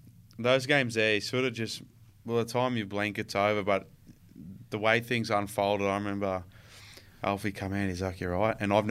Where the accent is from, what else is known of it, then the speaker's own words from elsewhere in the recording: Queensland, Australia; Oh, I love going home every year. I try to go home at the end of the year, usually for about 5 or 6 weeks